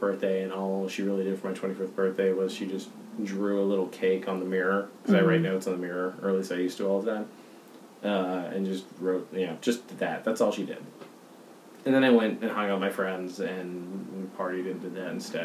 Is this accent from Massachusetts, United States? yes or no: yes; Boston, Massachusetts, United States; I'm from Boston. My mom's from Pittsburgh. My dad's from New Jersey